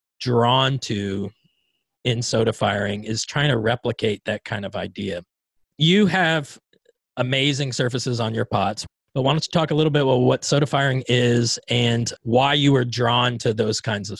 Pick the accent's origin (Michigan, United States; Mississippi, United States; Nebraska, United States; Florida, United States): Florida, United States; Bradenton; looking out on the west coast of Florida, where I grew up in Bradenton, Florida.